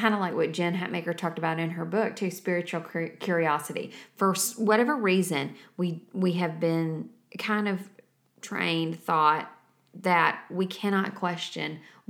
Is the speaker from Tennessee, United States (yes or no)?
yes; Savannah, Tennessee, United States; I was raised in Savannah, Tennessee, where the demographic is it's pretty much all the same. I mean, there were races in every neighborhood in town